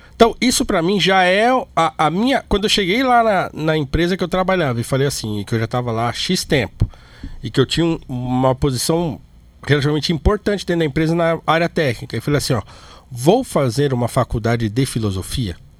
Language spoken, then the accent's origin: Portuguese; Brazil; nós somos brasileiro, pobre